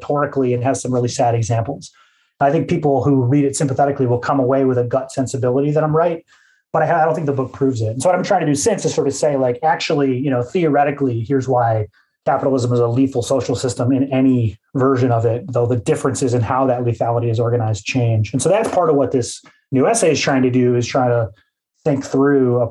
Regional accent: Midwest, United States; my disposition as a Midwesterner

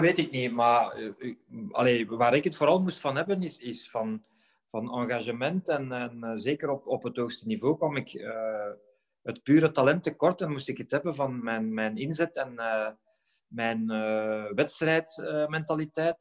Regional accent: Halle, Flanders, Belgium; in het eerste elftal van het plaatselijke SK Halle te spelen, hier hè, in mijn geboortestad

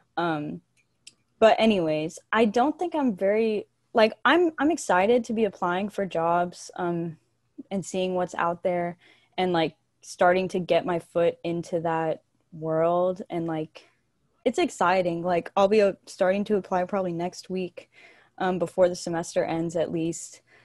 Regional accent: Bulverde, Texas, United States; moved away as an adult; now in San Marcos, United States; I'm from a little town right north of San Antonio called Bull Verde

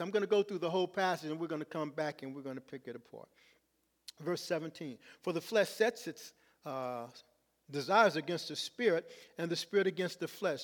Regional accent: Los Angeles, California, United States; I'm from Los Angeles

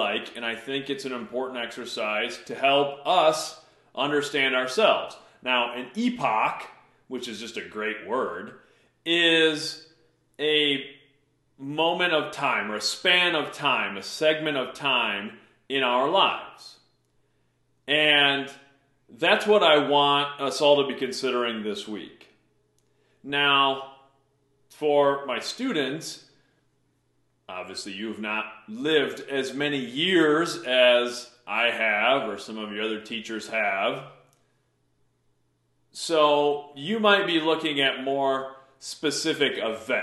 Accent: Mason City, Iowa, United States; from birth to 11 years old, I grew up on the North End of Mason City

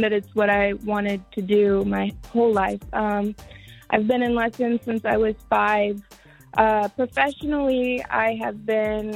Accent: Springfield, Illinois, United States; also born or lived in St. Louis, Missouri; now in Los Angeles, United States; I was born and raised in Springfield, Illinois, and from there I lived in St. Louis for about 8.5 years, and then I moved to Los Angeles

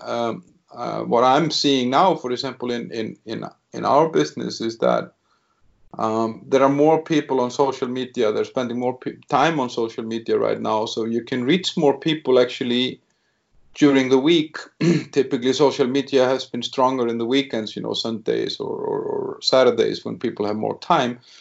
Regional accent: Iceland; moved away as an adult; now in Czech Republic; I'm originally from Iceland, where I started my career as a 23 year old

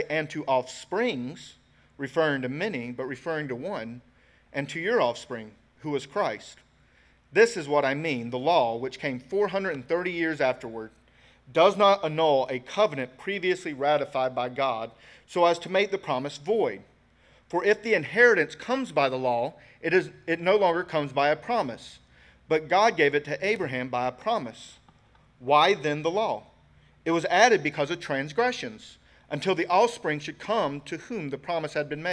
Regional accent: United States; we're American, right? We're born in the USA.

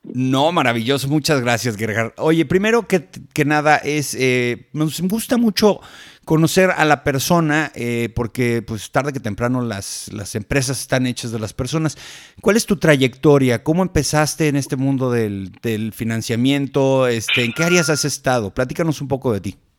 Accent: Mexico; como transportistas mexicanos

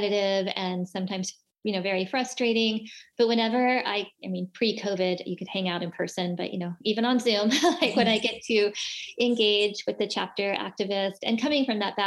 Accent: Southern California, United States; I grew up in Southern California

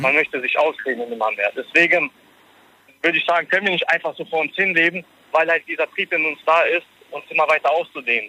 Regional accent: Germany; ich bin in Deutschland geboren und hier okay. aufgewachsen

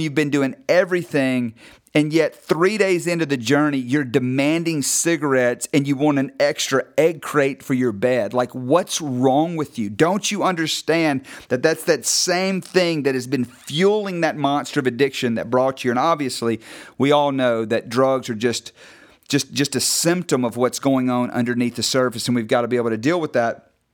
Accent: North Mississippi, United States; I grew up in North Mississippi, you know, kind of agricultural farm town

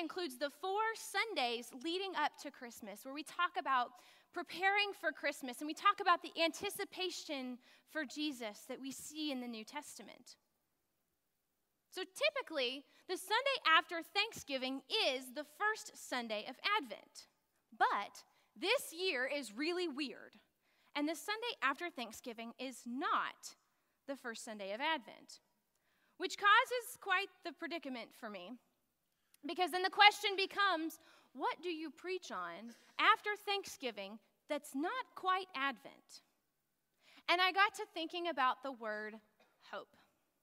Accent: West Texas, United States; I grew up in West Texas and it never snows there anyways

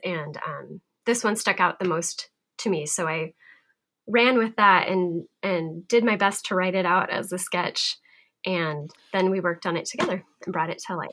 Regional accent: Montana, United States; I'm from Montana

